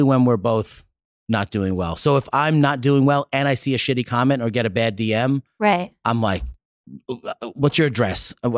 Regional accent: New York, United States; I'm big and I have blue eyes. I'm from New York.

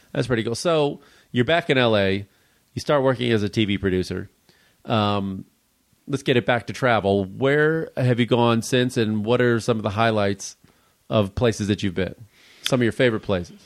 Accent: Midwest, United States; now in Los Angeles, United States; Growing up in the Midwest

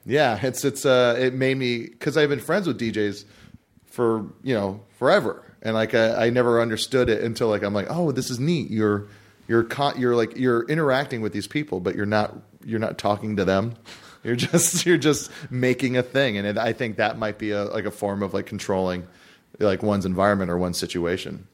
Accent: Hawaii, United States; now in Los Angeles, United States; I'm from Hawaii.

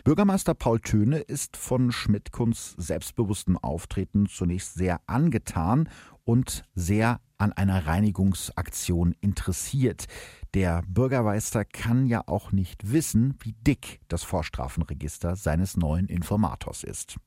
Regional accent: Gütersloh, North Rhine-Westphalia, Germany; aus dem Gütersloher Stadtarchiv, also aus meiner Heimatstadt

